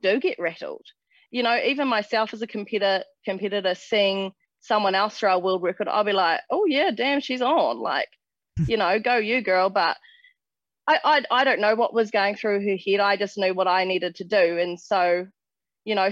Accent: West Coast, New Zealand; growing up on the West Coast, we don't have a track

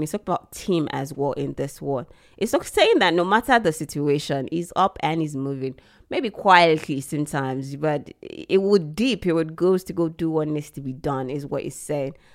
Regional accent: Nigeria; as a Nigerian

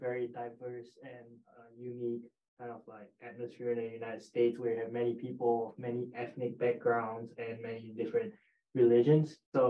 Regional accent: Singapore; moved away; So I'm from Singapore

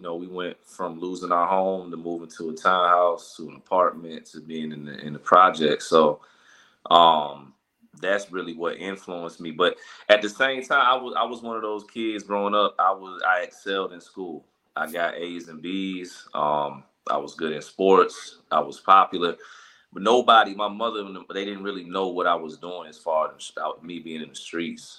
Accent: Chicago, Illinois, United States; now in Atlanta, United States; I'm originally from Chicago, Illinois

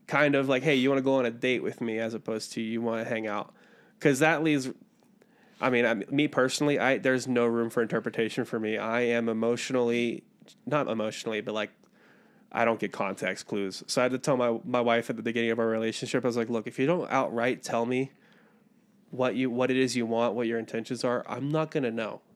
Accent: Western Maryland, United States; moved away as an adult; also born or lived in Brazil / San Bernardino, California; now in Provo, United States; I'm from Western Maryland, middle of nowhere, out here in Provo now, going to school

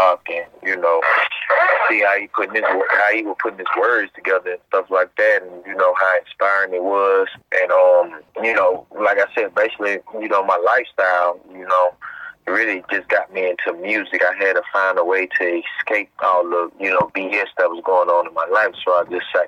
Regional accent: Gulfport, Mississippi, United States; I'm from Gulfport, Mississippi

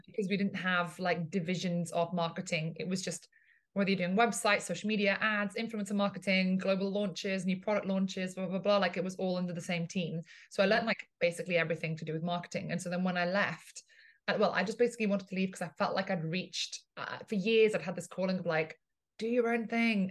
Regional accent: England, United Kingdom; moved away as an adult; also born or lived in Italy; now in Ibiza, Spain; I'm originally from Italy, uh, grew up in England, and now live in Ibiza in Spain

